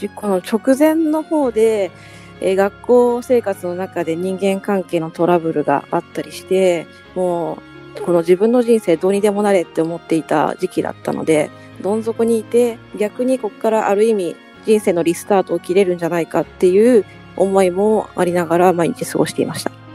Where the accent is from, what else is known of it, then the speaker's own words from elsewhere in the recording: Hekinan, Aichi, Japan; 地元の愛知県の碧南市